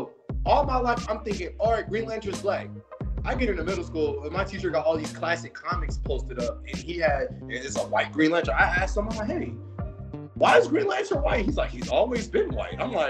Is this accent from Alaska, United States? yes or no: yes; Alaska, United States; I grew up in Alaska